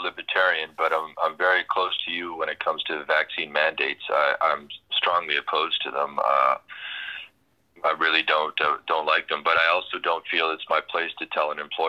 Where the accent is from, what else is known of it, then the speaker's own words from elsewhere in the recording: Winnipeg, Manitoba, Canada; moved away as an adult; also born or lived in northwestern Ontario; now in Vancouver, Canada; I'm actually born and raised in Winnipeg. I've been in Vancouver for just over two years.